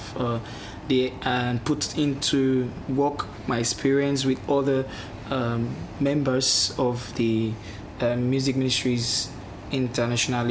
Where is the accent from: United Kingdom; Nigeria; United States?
Nigeria; southern Nigeria; I live far down the south of Nigeria